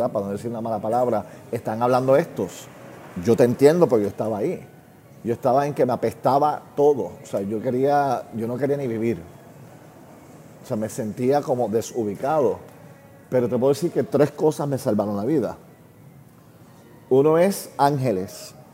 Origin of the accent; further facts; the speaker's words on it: Puerto Rico; Recuerda, somos una familia gringa en Puerto Rico, en una época que los gringos no eran bienvenidos. Mi familia es judía, un país católico los judíos tampoco bienvenidos. Siendo un niño sin papá, en un país católico